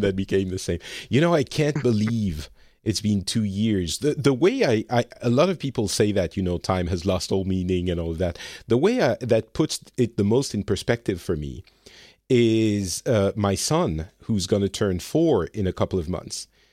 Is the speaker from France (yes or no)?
yes; France; now in Finland; I'm from France originally, and I live in Finland